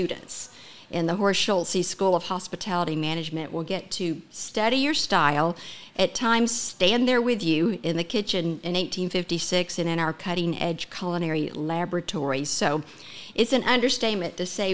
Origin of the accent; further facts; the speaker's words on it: Texas, United States; I'm a Texan